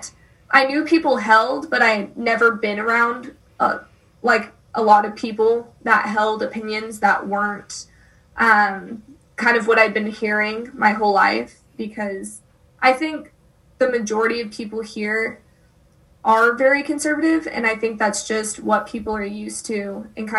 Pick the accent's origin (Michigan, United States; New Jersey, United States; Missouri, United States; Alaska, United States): Missouri, United States; Springfield; I'm from Springfield, which is the third biggest town in the state